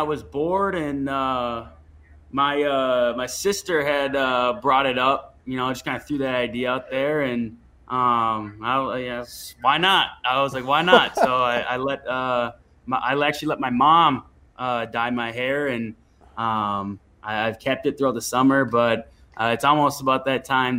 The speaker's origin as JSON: {"language": "English", "region": "Minnesota", "country": "United States", "tie": "born or raised there", "said": "I did, of course. I'm pretty sure almost any kid growing up in Minnesota had played hockey at some point."}